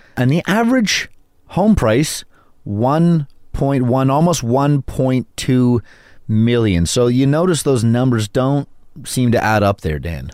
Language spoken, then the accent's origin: English; Vancouver, British Columbia, Canada; now in Toronto, Canada; I was born and raised in Vancouver